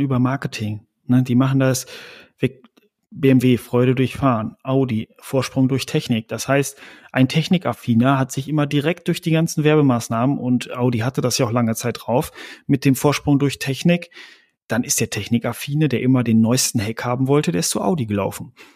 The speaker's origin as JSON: {"language": "German", "country": "Germany", "said": "als Deutsche"}